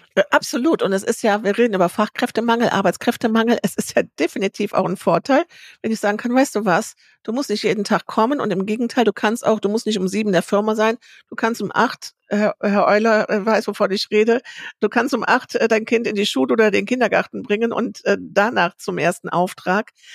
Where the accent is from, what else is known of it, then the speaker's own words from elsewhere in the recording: Bad Honnef, North Rhine-Westphalia, Germany; ich komme aus Bad Honnef